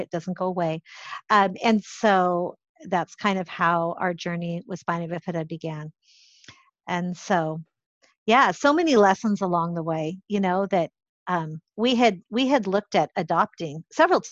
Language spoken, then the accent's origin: English; Idaho, United States; I grew up in Idaho in a very small town